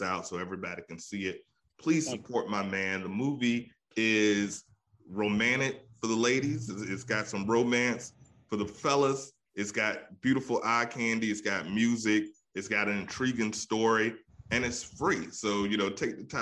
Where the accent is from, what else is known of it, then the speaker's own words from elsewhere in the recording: East Coast, United States; I'm from the East Coast